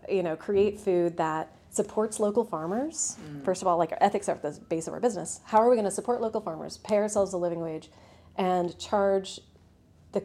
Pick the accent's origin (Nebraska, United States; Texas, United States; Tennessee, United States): Texas, United States; now in Ireland; I grew up in Texas